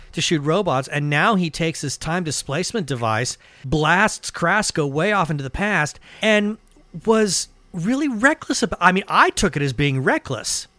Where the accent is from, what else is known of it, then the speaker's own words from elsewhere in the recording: suburb of San Francisco, California, United States; I was growing up in California and I was growing up in a suburb of San Francisco